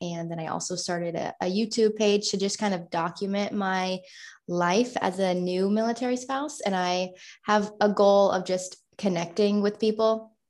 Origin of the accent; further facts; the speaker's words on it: Kansas, United States; also born or lived in Florida; now in South Korea; I'm originally from Kansas, moved to Florida. That's where I met my husband when he was in flight school. And then now we're in Korea and we are going to be moving very soon to Fort Riley, Kansas.